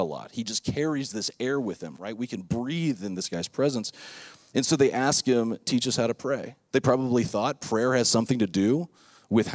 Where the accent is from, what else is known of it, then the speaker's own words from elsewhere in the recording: Lake Worth, Florida, United States; when I was growing up in Lake Worth, Florida, South Florida